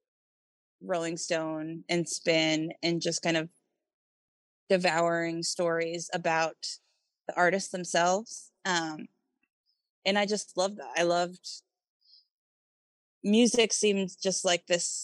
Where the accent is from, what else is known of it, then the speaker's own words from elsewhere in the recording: New York City, New York, United States; I grew up in New York City